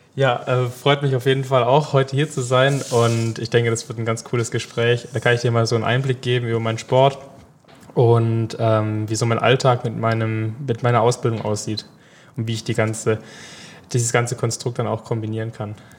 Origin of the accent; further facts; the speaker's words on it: Pleidelsheim, Baden-Württemberg, Germany; bei uns in Pleidelsheim, wo ich eigentlich herkomme